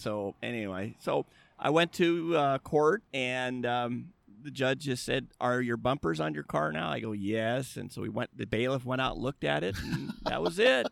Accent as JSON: {"language": "English", "town": "La Habra", "region": "California", "country": "United States", "tie": "born or raised there", "said": "I grew up in La Habra, which is about twenty miles from here"}